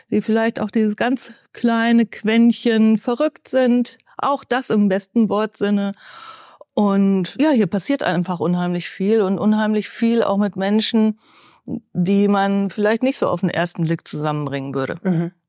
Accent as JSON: {"language": "German", "town": "Bielefeld", "region": "North Rhine-Westphalia", "country": "Germany", "tie": "born or raised there", "also_born_or_lived": "Mutlangen, Ostalbkreis, Baden-Württemberg", "said": "wenn man ja. hier mit vier anfängt klar. und alles durchläuft, von Kita bis äh, Uni, dann ist man Bielefeld Gewächs, ob man es will oder nicht."}